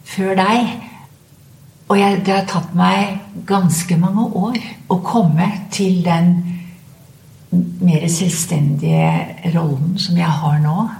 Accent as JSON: {"language": "Norwegian", "town": "Skien", "region": "Telemark", "country": "Norway", "said": "Jeg kom jo fra Ibsens eh, fødeby, Skien"}